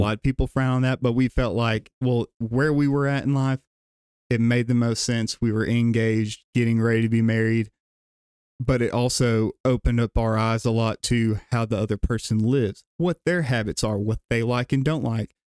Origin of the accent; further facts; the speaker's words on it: Gadsden, Alabama, United States; born and raised in the South Side of Gadsden area